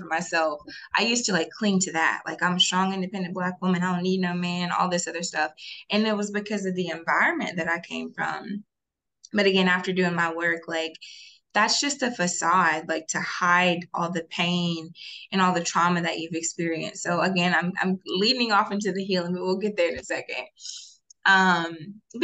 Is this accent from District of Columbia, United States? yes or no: no; Alabaster, Alabama, United States; So I am from Birmingham, Alabama, specifically Alabaster, Alabama, born and raised